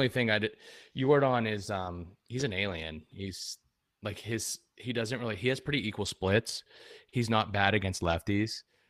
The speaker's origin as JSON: {"language": "English", "town": "Pittsburgh", "region": "Pennsylvania", "country": "United States", "said": "I'm from Pittsburgh"}